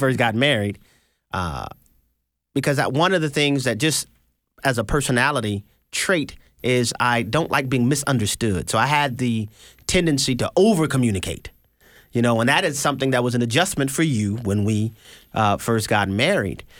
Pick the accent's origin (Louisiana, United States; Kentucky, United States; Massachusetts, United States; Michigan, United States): Louisiana, United States; New Orleans; moved away; also born or lived in Houston, Texas; I'm from New Orleans, Louisiana, born and raised, ninth ward